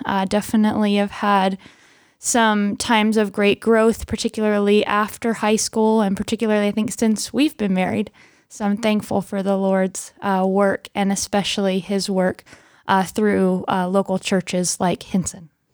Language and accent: English; Pennsylvania, United States; I am from Pennsylvania and was born and raised there